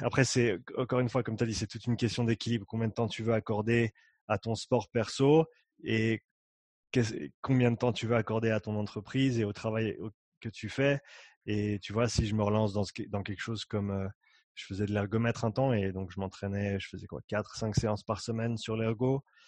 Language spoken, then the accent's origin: French; Nyon, Vaud, Switzerland; moved away as an adult; also born or lived in Canada / Australia; j'ai grandi ici, j'ai grandi à Nyon.